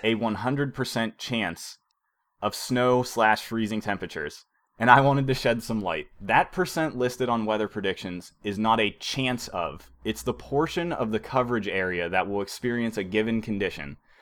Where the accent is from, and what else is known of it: Beaver Falls, Pennsylvania, United States; moved away